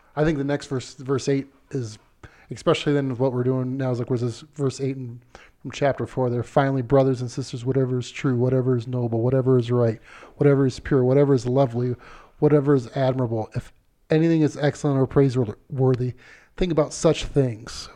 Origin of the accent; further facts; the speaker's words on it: Ohio, United States; now in Colorado, United States; I grew up in Ohio